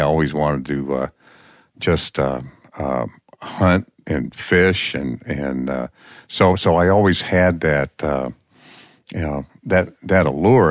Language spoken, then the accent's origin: English; Peoria, Illinois, United States; also born or lived in Nome, Alaska; now in Alaska, United States; I was born in the Midwest